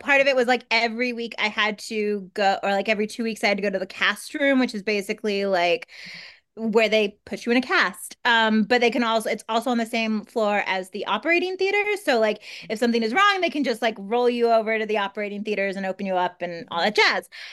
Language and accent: English; Kansas, United States; also born or lived in Minnesota; now in Los Angeles, United States; I'm from Kansas